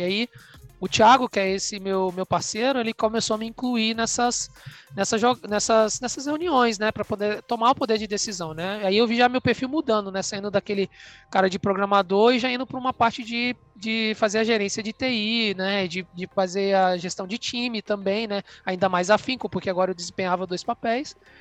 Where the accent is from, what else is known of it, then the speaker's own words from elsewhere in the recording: Vitória, Espírito Santo, Brazil; moved away; eu sou capixaba de Vitória